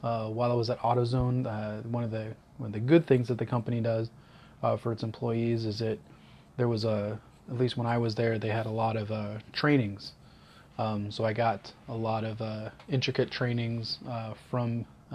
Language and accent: English; Central Florida, United States; moved away as an adult; also born or lived in Georgia, United States / Northern Georgia, United States / Huntsville, Alabama, United States; now in Bay Area, United States; our family moved to Central Florida, where I lived there till I was 23